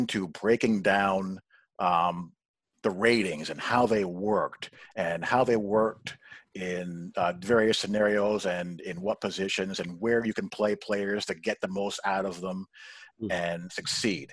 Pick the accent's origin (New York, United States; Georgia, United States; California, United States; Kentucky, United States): New York, United States; I grew up in New York, a Notre Dame fan